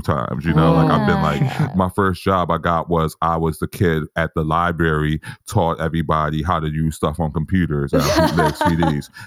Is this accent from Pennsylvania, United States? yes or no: yes; Philadelphia, Pennsylvania, United States; I'm from Philly, from a working class background.